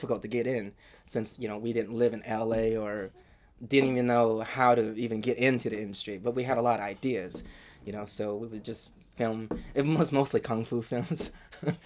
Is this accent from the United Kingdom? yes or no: no; Battambang, Cambodia; now in Northern California, United States; I'm originally from Cambodia. We were born in a city called Battambang.